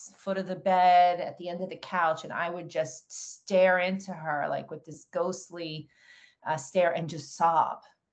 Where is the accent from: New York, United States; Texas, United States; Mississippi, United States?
New York, United States; Long Island; I was born in New York, on Long Island, New York, middle-class family, middle of Long Island. My background growing up, you know, I had two brothers